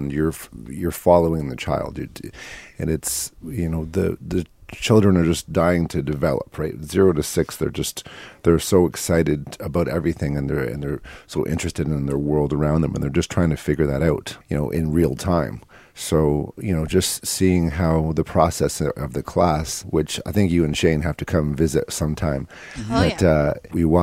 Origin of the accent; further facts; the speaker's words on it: Hamilton, Ontario, Canada; I was actually from Hamilton